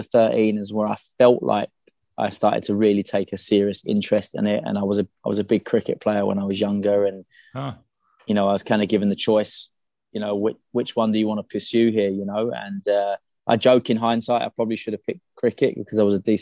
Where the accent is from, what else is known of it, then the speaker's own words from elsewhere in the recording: London, United Kingdom; moved away; I grew up in Southeast London in the UK.